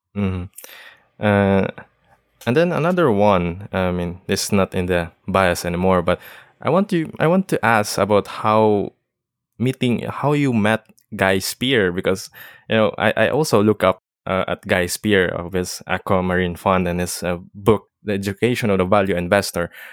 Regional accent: Philippines; I'm from the Philippines

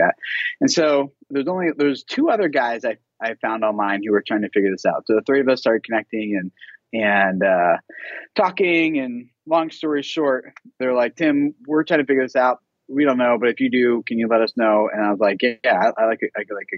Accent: Philadelphia, Pennsylvania, United States; moved away as an adult; also born or lived in Dallas, Texas; I grew up in Philadelphia, Pennsylvania area, and where all my family and friends were

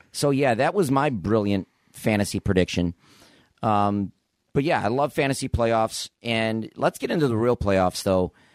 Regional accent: Buffalo, New York, United States; I grew up in Buffalo

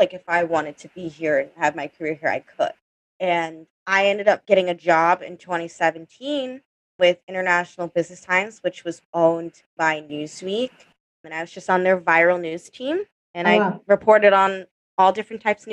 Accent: Maryland, United States; moved away as an adult; now in New York City, United States; I'm from Maryland.

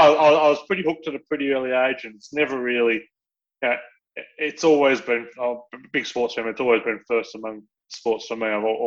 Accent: Australia; moved away as an adult; now in New Zealand; as an Australian growing up in the, you know, who was in the late 90s and the 2000s

